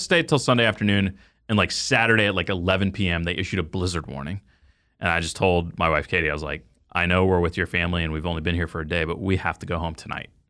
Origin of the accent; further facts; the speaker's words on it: Dallas, Texas, United States; moved away; growing up in the Dallas Fort Worth area